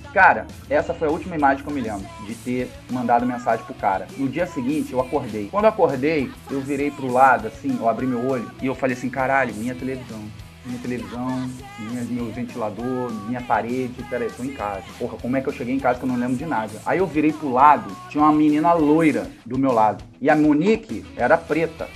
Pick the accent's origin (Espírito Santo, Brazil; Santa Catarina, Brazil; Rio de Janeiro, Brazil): Rio de Janeiro, Brazil; eu sou do Rio de Janeiro, capital